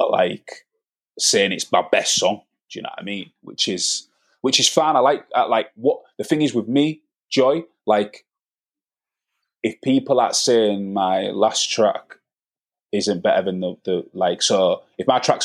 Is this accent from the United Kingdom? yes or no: yes; Hull, Yorkshire and the Humber, United Kingdom; I grew up on Norfolk in the 90s